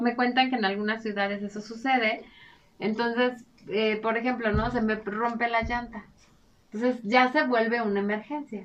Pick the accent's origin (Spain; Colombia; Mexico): Mexico